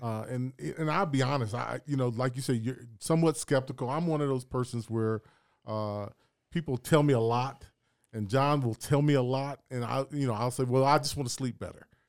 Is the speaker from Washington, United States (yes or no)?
no; Columbus, Ohio, United States; I'm from Columbus, Ohio